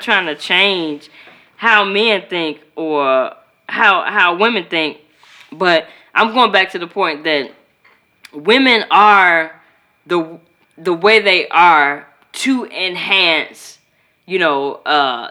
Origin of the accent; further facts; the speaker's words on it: Chicago, Illinois, United States; I'm from Chicago